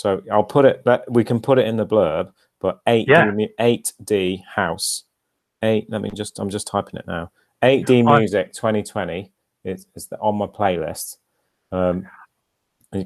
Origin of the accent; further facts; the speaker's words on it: Bahrain; grew up in Bahrain, and we used to have a flight at least once a year back to the UK. So this was sort of the 1980s mainly